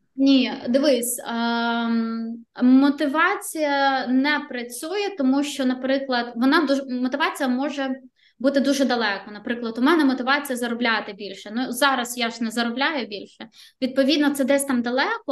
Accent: Ukraine; now in Riga, Latvia

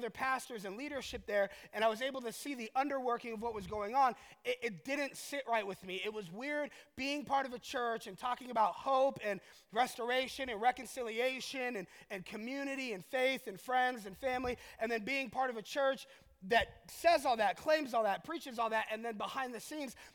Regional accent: Orlando, Florida, United States; moved away as an adult; also born or lived in Colorado / Michigan; now in Detroit area, Michigan, United States; I grew up in Orlando

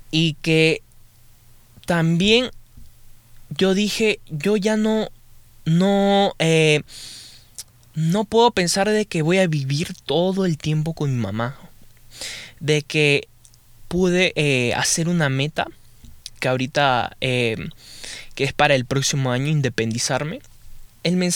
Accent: Peru; now in United States; para eso estaba en Perú, en mi país, y buah empecé a estudiar, empecé a estudiar inglés también

